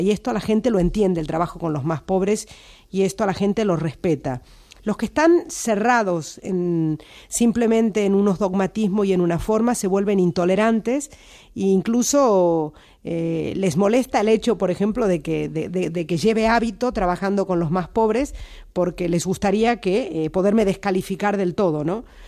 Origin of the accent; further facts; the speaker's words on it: Argentina; now in Spain; tengo mis raíces en Argentina y soy irrenunciablemente argentina